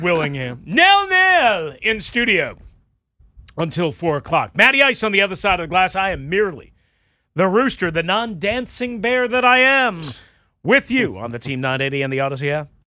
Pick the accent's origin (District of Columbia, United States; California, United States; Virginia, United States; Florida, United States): Virginia, United States; I'm from Virginia